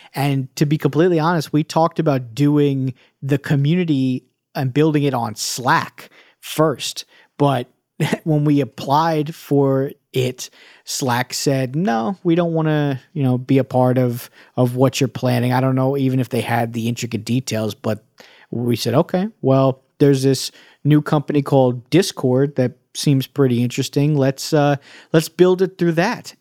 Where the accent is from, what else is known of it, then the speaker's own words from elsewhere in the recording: New York, United States; I'm from New York. I grew up as a Knicks fan, a Mets fan